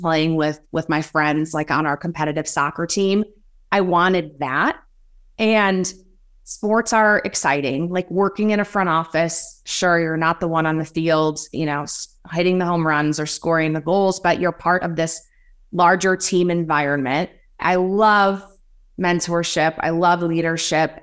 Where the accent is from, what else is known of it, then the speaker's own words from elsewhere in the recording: rural Illinois, United States; I have two brothers, and we grew up pretty rural in Illinois